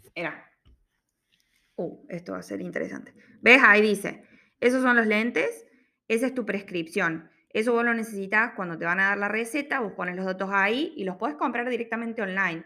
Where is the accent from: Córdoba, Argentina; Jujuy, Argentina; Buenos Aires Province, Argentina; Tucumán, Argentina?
Córdoba, Argentina; moved away as an adult; also born or lived in Sydney, Australia; now in Melbourne, Australia; yo soy de Córdoba, Argentina